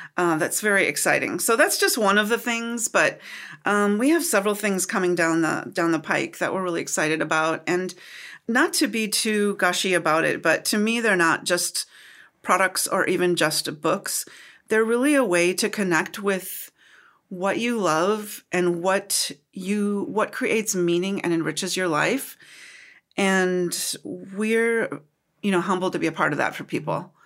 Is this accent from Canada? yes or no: no; United States; also born or lived in Minnesota; I'm from Wisconsin and Minnesota.